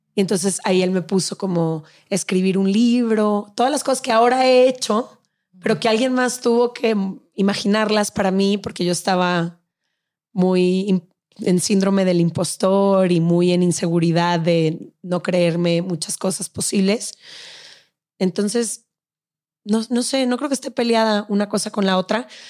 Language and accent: Spanish; Guadalajara, Jalisco, Mexico; moved away as an adult; also born or lived in Mexico City; Empaqué mis maletas de Guadalajara y me vine